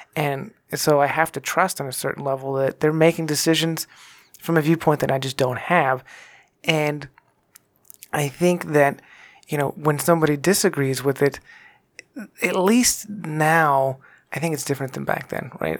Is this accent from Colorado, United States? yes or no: no; Texas, United States; I grew up in Texas